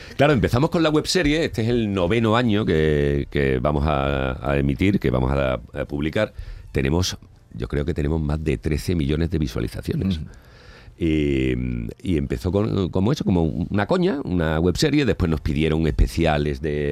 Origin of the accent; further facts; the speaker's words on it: Salteras, Andalusia, Spain; also born or lived in Madrid; grabo en Salteras, en mi pueblo